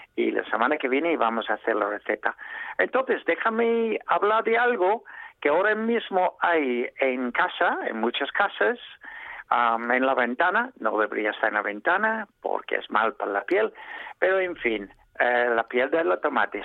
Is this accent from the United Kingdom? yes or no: yes; England, United Kingdom; Spanish is a second language; now in Spain; soy inglés